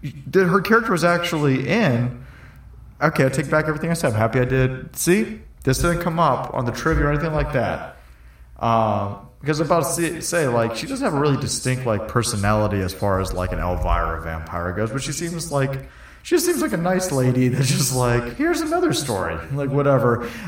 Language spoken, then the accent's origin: English; Chicago, Illinois, United States; I'm from Chicago. I come down here. Nobody knows who Svengoolie is.